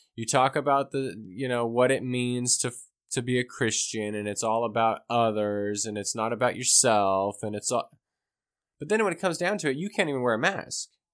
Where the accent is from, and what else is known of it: United States